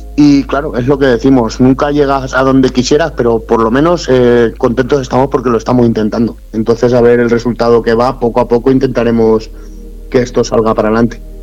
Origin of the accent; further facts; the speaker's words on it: Utiel, Valencian Community, Spain; Utiel, primeramente, es mi pueblo en el que yo he nacido